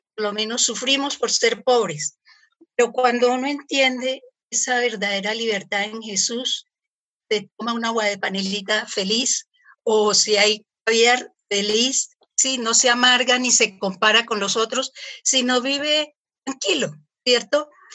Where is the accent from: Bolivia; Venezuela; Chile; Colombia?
Colombia; soy colombiana.